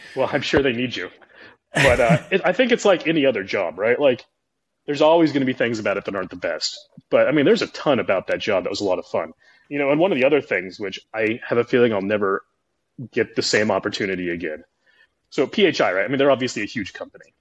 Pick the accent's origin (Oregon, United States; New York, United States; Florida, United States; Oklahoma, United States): Oregon, United States; moved away; also born or lived in McMinnville / Las Vegas; I grew up in Oregon. I grew up fishing